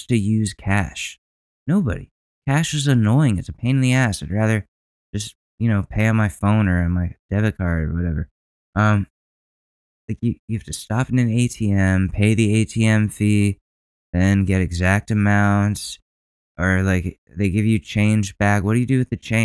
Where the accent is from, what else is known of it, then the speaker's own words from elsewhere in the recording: Ridgefield, Connecticut, United States; moved away; my hometown state of Connecticut, my home state of Connecticut